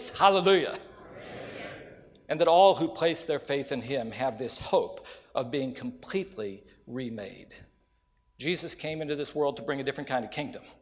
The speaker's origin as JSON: {"language": "English", "region": "West Virginia", "country": "United States", "tie": "born or raised there", "said": "have the privilege to come back closer to my home. I grew up in West Virginia"}